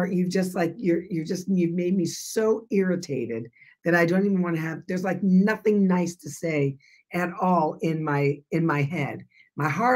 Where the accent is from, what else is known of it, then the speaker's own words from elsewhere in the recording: Burbank, California, United States; I'm from Burbank.